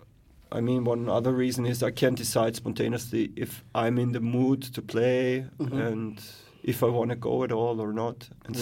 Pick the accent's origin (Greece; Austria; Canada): Austria; Graz, Styria; I come from Graz, actually.